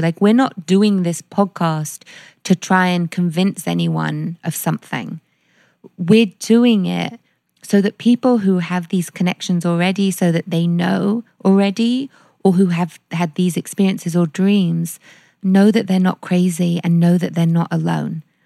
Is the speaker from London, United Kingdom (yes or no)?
yes; London, United Kingdom; growing up in London